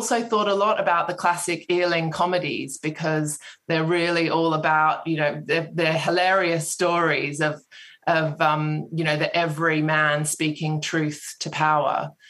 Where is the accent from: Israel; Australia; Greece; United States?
Australia; Sydney, New South Wales; now in United Kingdom; Oh, yeah, it creeps in. I have been here for a while now, but I'm from Sydney, yeah.